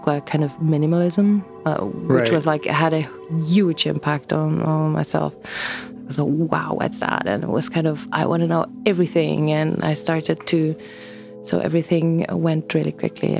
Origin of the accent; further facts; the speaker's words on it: Boll, Bern, Switzerland; moved away; also born or lived in Thun / Zurich; I was born in Thun, but I grew up in the canton of Bern, in a village there called Boll.